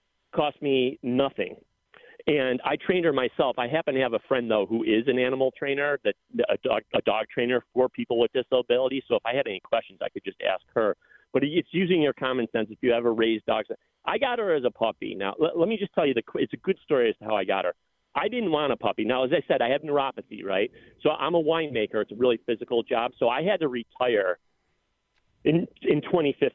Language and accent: English; Lockport, New York, United States; now in Buffalo, United States; I moved back to Buffalo, where I'm from Lockport